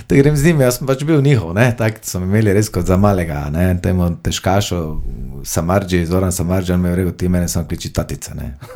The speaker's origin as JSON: {"language": "Slovenian", "town": "Maribor", "region": "Drava", "country": "Slovenia", "tie": "born or raised there", "also_born_or_lived": "Vuzenica", "said": "rodil sem se v Mariboru"}